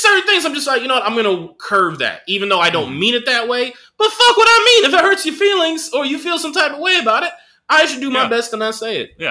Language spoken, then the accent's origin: English; United States; Like me, I I grew up in George Bush's America